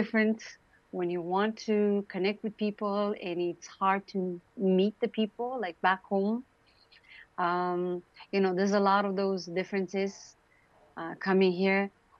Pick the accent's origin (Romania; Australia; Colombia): Romania; English is a second language; also born or lived in Vancouver, Canada; now in Toronto, Canada; I came to Canada. I'm from Romania. I grew up in Romania during the communism regime. I still need to learn English almost 30 years later.